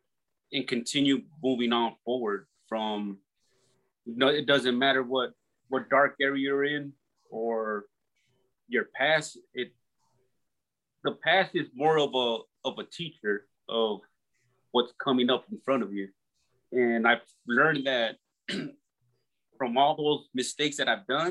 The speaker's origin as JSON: {"language": "English", "town": "Los Angeles", "region": "California", "country": "United States", "tie": "born or raised there", "said": "I grew up in Southeast LA in California"}